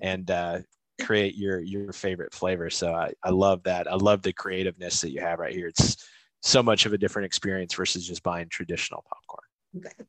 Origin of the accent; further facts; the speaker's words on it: Midwest, United States; moved away; I'm from the Midwest originally